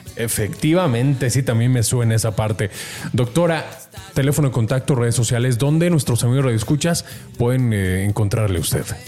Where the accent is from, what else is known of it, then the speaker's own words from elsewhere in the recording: Mexico; como mexicanos